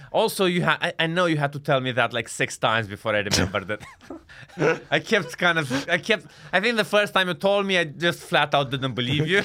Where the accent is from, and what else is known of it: Iași, Iași County, Romania; born or raised there; moved away as an adult; also born or lived in Bucharest, Romania; now in London, United Kingdom